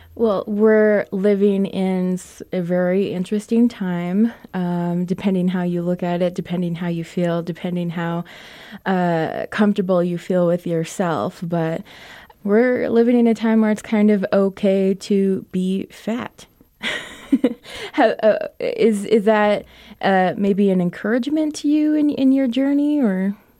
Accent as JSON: {"language": "English", "town": "Crownpoint", "region": "New Mexico", "country": "United States", "tie": "born or raised there", "said": "Crown Point, New Mexico, my hometown"}